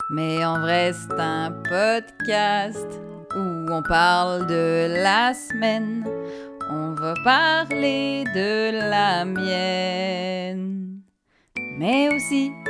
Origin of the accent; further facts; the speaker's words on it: Paris, Île-de-France, France; je suis moitié française, donc j'ai habité à Paris quand j'étais petite.